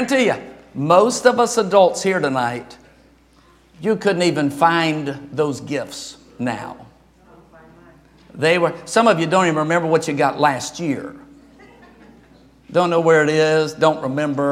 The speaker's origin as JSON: {"language": "English", "region": "Louisiana", "country": "United States", "moved": "yes", "said": "I'm from Louisiana"}